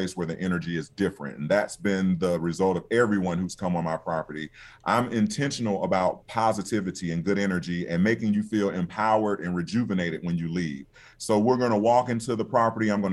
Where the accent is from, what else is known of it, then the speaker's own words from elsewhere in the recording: Albany, Georgia, United States; also born or lived in New York / Washington, D.C.; here in my hometown of Albany